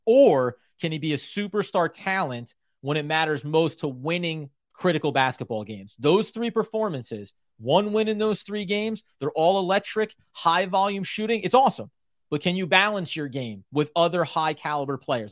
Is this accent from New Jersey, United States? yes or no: yes; New Jersey, United States; I grew up in New Jersey, still live in New Jersey, diehard Nets fan